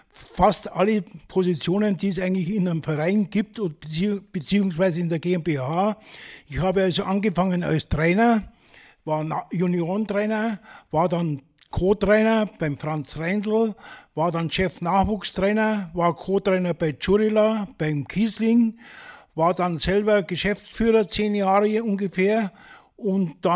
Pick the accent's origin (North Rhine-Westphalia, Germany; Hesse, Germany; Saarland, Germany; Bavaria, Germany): Bavaria, Germany; Reichersbeuern; Ich komme ja aus Reichersborn und Reichersborn ist ein kleiner Ort vor Bad Hölz.